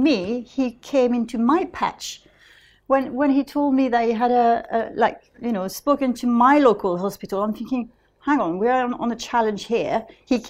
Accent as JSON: {"language": "English", "region": "London", "country": "United Kingdom", "said": "Yeah, because we're both from South London"}